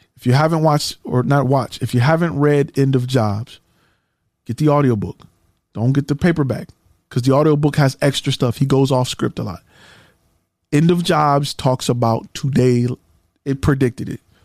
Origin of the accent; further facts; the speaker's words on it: Detroit, Michigan, United States; I'm from Detroit. And, you know, I'm from the hood